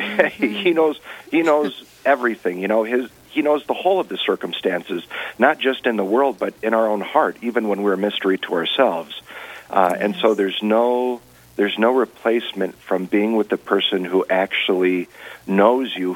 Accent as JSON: {"language": "English", "town": "Rapid City", "region": "South Dakota", "country": "United States", "tie": "born or raised there", "lives_now": "Mitchell, United States", "said": "I grew up out in the Rapid City Diocese"}